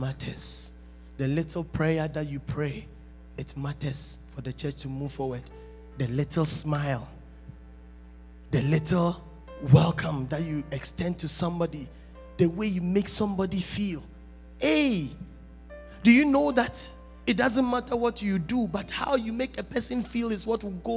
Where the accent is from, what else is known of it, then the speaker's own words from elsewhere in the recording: Ghana; I'm a Ghanaian